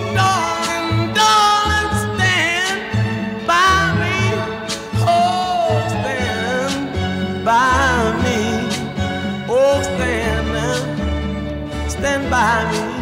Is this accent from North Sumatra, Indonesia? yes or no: no; South Jakarta, Jakarta, Indonesia; Mohon maaf soalnya saya anak Jakarta Selatan